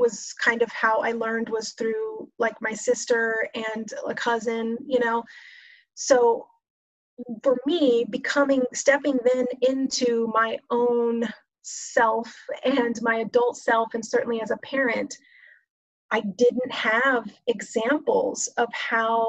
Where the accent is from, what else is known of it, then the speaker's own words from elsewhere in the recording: Texas, United States; I grew up in Texas